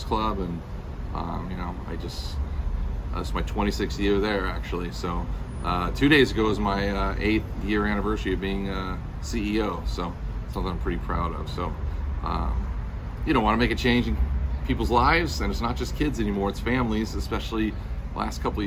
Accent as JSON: {"language": "English", "town": "Irvine", "region": "California", "country": "United States", "tie": "born or raised there", "also_born_or_lived": "Los Angeles", "moved": "as an adult", "said": "growing up in Irvine"}